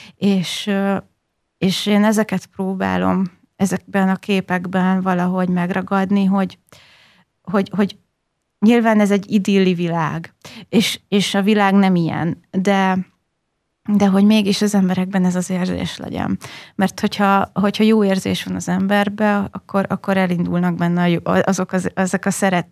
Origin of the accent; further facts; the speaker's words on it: Hosszúhetény, Baranya, Hungary; also born or lived in Budapest / Pécs; én hosszú egy nőttem fel